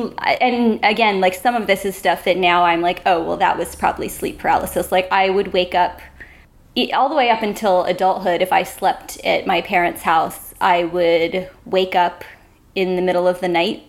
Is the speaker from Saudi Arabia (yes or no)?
no; Delaware, United States; I grew up in Delaware, which, you know, nothing exciting about it.